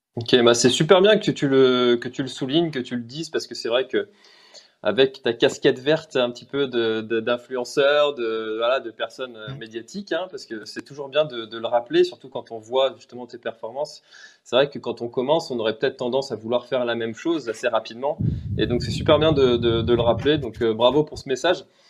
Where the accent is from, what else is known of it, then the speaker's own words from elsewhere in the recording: Brittany, France; je suis breton